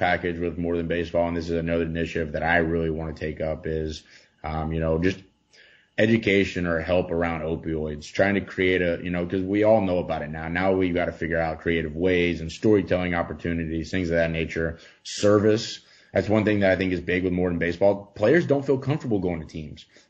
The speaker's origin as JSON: {"language": "English", "town": "Texarkana", "region": "Texas", "country": "United States", "also_born_or_lived": "Florida / Utah / Colorado", "moved": "yes", "said": "from Texarkana, Texas."}